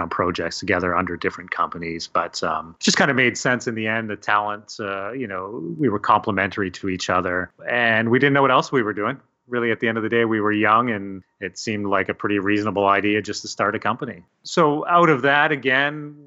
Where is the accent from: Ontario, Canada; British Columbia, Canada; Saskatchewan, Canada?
Ontario, Canada; Hamilton; also born or lived in Toronto; Yeah, so I grew up in Hamilton, Ontario, and I'm still